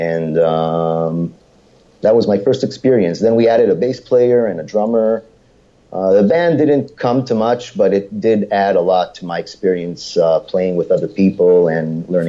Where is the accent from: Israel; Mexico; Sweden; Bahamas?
Israel; English is a second language; and I told her that I'm from Israel